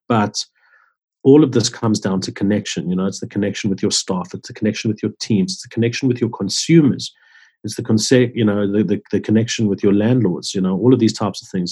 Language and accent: English; Johannesburg, Gauteng, South Africa; I grew up in Johannesburg, where um, in around Sydenham, Orange Grove